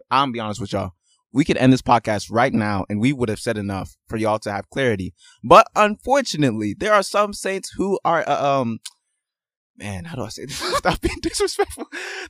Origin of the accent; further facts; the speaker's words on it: Nigeria; And I'm Nigerian.